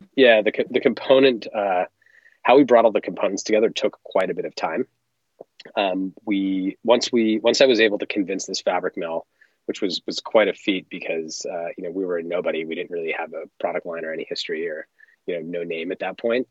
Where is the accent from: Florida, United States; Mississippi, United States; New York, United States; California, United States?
California, United States; Los Angeles; I grew up in Los Angeles and grew up surfing and skiing